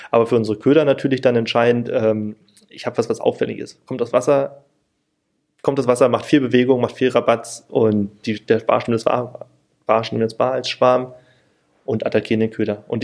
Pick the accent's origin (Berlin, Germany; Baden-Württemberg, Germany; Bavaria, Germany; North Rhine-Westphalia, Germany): Berlin, Germany; weil in Berlin ich komme auch aus Berlin